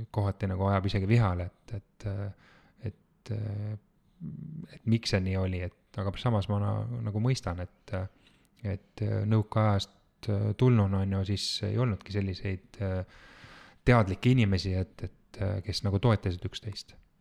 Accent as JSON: {"language": "Estonian", "town": "Tallinn", "region": "Harju County", "country": "Estonia", "said": "ma olen pärit äh, Tallinnast"}